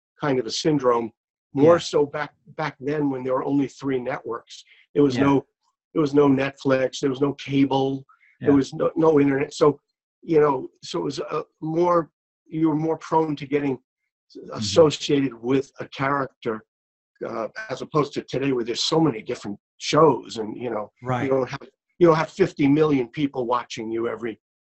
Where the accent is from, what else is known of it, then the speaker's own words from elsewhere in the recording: New York City, New York, United States; I grew up in Brooklyn, New York